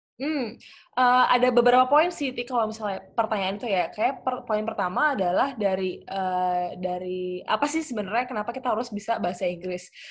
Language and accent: Indonesian; Jakarta, Indonesia; also born or lived in Surabaya / United Kingdom; lahirnya di Surabaya, terus dari kecil dari SD gitu tinggalnya di Jakarta